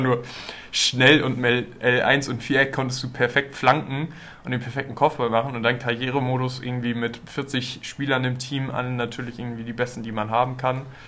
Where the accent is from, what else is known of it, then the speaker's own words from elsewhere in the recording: Germany; wir als Deutsche